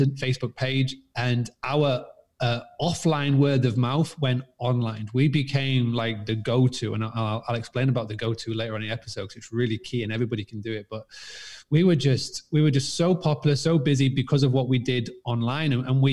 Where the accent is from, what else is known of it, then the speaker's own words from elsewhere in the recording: Scarborough, Yorkshire and the Humber, United Kingdom; now in Spain; I'm actually from a little town called Scarborough in England. I actually currently live in Spain, but I was born in England, as you can tell by this crazy accent. And I was born on a 200-acre farmstay bed and breakfast.